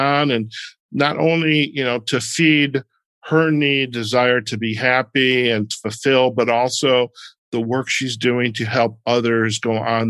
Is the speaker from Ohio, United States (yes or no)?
no; Detroit, Michigan, United States; also born or lived in Chicago, Illinois; now in US Southwest; growing up in Detroit